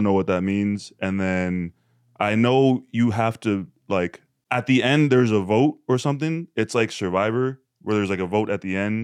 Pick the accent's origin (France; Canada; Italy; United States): Canada; I'm Canadian